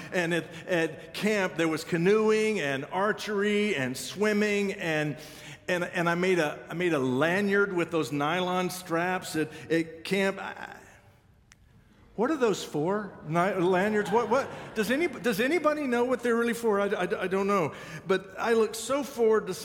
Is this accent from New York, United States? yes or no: no; Kansas, United States; I'm from Kansas